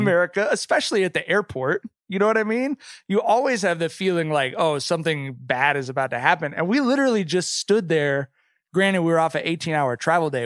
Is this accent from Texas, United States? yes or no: no; California, United States; growing up in California